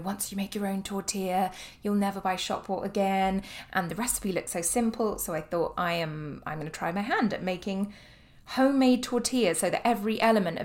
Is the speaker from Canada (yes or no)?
no; United Kingdom; moved away; I am British